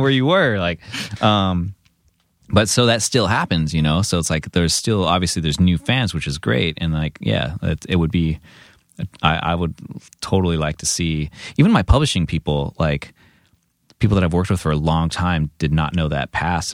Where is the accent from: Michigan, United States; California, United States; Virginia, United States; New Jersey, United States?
California, United States; San Diego; moved away as an adult; also born or lived in Santa Cruz; now in Los Angeles, United States; growing up in San Diego